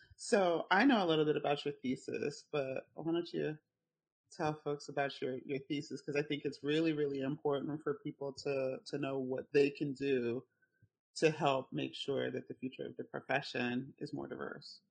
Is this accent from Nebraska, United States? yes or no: no; Richmond, Virginia, United States; we're both from Richmond